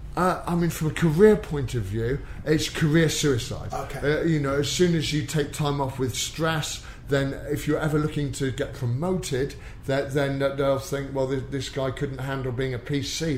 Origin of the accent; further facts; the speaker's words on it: Exeter, South West England, United Kingdom; also born or lived in Plymouth; I was brought up in Exeter